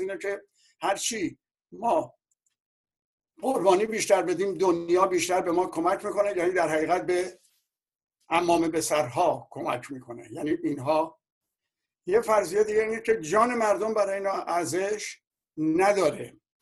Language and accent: Persian; Iran; به عنوان یک ایرانی